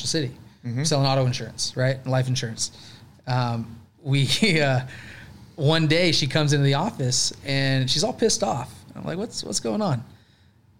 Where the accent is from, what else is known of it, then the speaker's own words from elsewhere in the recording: Walnut Creek, California, United States; also born or lived in Yuba City, California / San Diego, California; I was born in the Bay Area. Grew up in Walnut Creek, Martinez, California